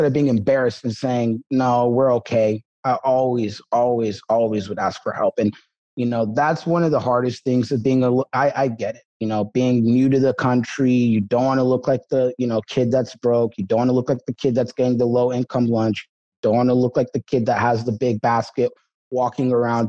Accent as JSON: {"language": "English", "town": "Seattle", "region": "Washington", "country": "United States", "tie": "born or raised there", "also_born_or_lived": "Toronto, Canada", "said": "I was actually born in Canada, Toronto, but, she came over here to Seattle. We had family over here"}